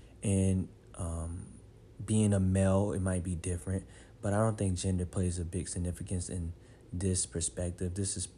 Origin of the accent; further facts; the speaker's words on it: United States; So many times growing up in the Black community, voting is very serious. I mean, heck, in America, voting is very serious, you know.